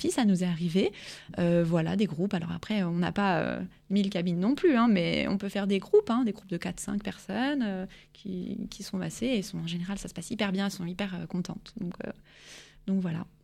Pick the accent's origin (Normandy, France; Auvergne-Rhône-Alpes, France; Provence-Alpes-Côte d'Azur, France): Auvergne-Rhône-Alpes, France; Lyon; je suis de Lyon